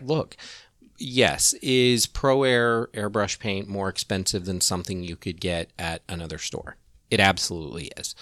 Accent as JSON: {"language": "English", "region": "Kansas", "country": "United States", "tie": "born or raised there", "moved": "as an adult", "lives_now": "Orlando, United States", "said": "I grew up in Kansas. Um, and growing up as a gay kid in the eighties in, you know, small town Kansas"}